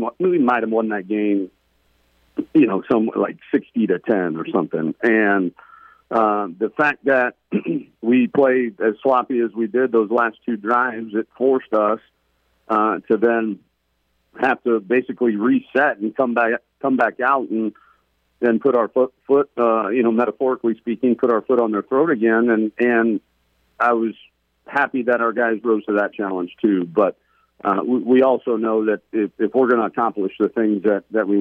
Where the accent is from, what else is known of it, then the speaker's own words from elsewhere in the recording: Los Angeles, California, United States; also born or lived in Cincinnati, Ohio; I grew up, though, in Los Angeles